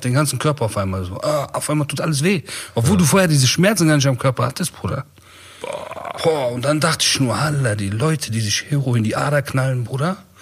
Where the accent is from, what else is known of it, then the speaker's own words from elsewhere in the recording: Bonn, North Rhine-Westphalia, Germany; also born or lived in Iran (Kurdish ancestry); wir sind ja viel mit Heroin-Leuten aufgewachsen, ne, in Bonn auch.